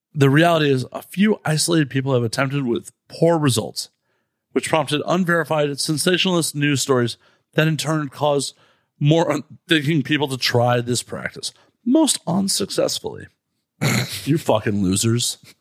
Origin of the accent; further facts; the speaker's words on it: Chicago, Illinois, United States; we're both from Chicago.